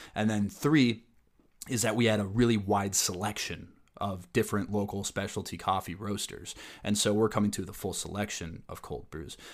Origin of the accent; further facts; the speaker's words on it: Minneapolis, Minnesota, United States; my hometown of the Twin Cities